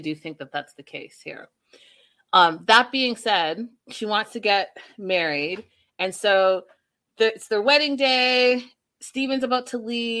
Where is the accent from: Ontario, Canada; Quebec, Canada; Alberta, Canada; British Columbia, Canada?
Ontario, Canada; moved away; I'm from Ontario too, originally.